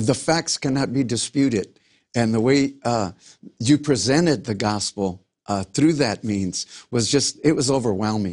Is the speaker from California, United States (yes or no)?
yes; Los Angeles, California, United States; I grew up in South Central Los Angeles